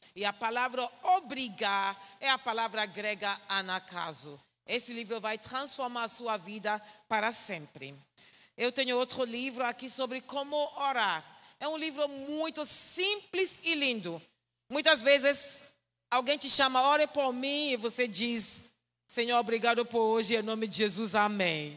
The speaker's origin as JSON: {"language": "Portuguese", "country": "Ghana", "second_language": "Portuguese", "said": "sou de Gana. Gana é um pequeno país na parte oeste da África"}